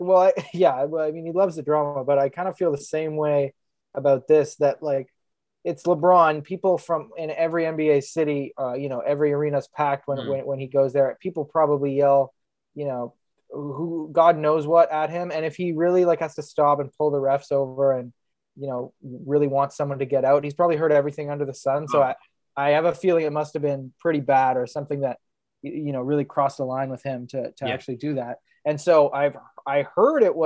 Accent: Canada; as a Canadian

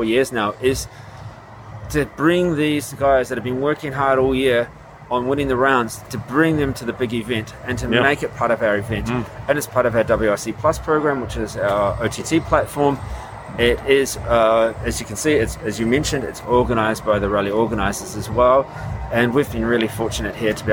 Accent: New Zealand; I grew up in New Zealand

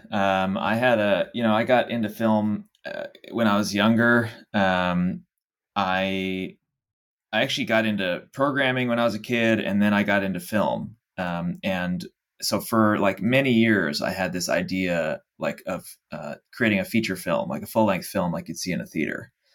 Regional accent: Dallas, Texas, United States; moved away as an adult; also born or lived in Los Angeles; I'm from Dallas, Texas originally, born and raised

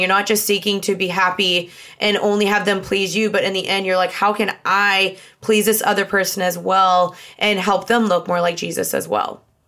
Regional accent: Dallas, Texas, United States; also born or lived in Los Angeles, United States; I'm from Dallas

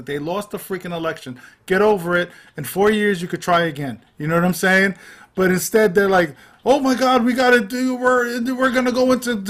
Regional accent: New York, United States; I grew up in Manhattan

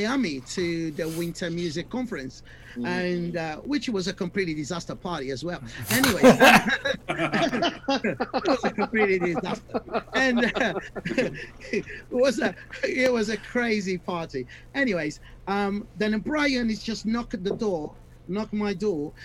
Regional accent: Brazil; I'm from Brazil.

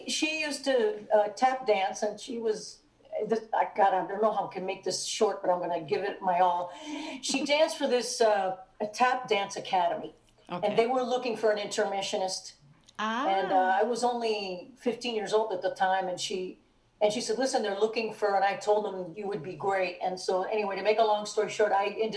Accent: Hialeah, Florida, United States; I was born and raised in Miami, Florida, Hialeah

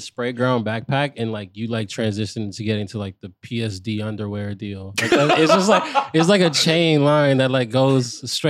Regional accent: Bay Area, California, United States; I'm from the Bay Area.

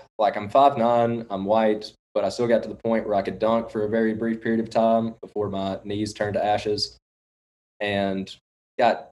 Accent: Florence, Alabama, United States; also born or lived in Mississippi / Memphis; I'm from the Florence, Alabama area

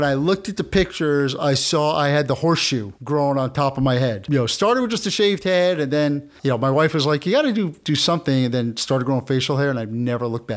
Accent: New Milford, New Jersey, United States; I'm from New Milford, New Jersey

